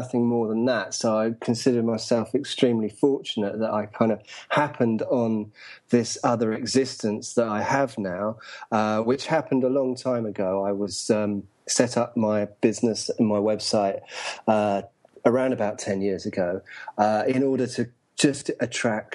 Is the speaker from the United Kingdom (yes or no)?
yes; England, United Kingdom; moved away as an adult; also born or lived in London; now in Saigon, Vietnam; I'm from England.